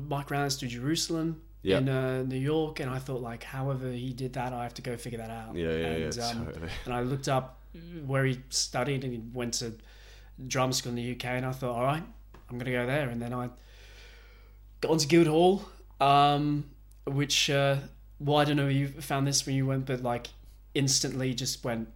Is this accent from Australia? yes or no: yes; Perth, Western Australia, Australia; moved away as an adult; also born or lived in Los Angeles, United States; now in United Kingdom; growing up in Perth, Western Australia